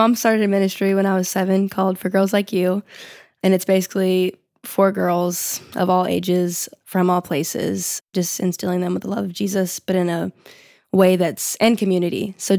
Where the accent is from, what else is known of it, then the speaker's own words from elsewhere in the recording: Texas, United States; Yeah, we're from Texas